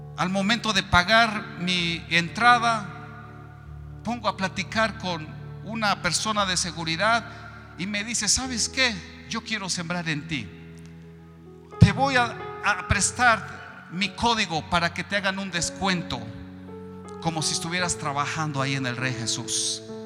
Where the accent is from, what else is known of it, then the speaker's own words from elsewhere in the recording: Mexico; yo soy de México.